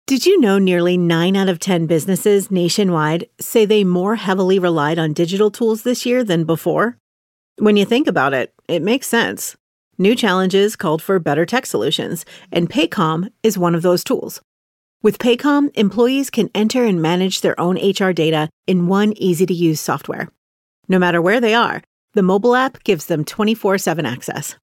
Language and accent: English; Tullahoma, Tennessee, United States; moved away; my hometown